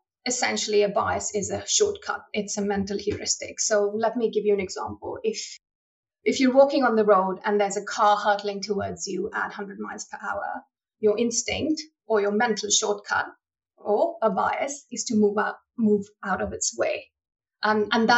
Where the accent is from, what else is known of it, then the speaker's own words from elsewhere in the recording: India; moved away as an adult; now in United Kingdom; I was born and raised in India and I'm a first generation immigrant to the UK.